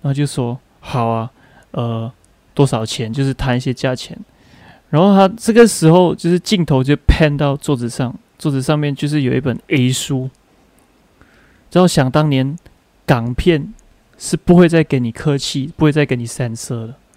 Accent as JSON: {"language": "Chinese", "country": "Malaysia", "tie": "born or raised there", "said": "我的老家就是新村"}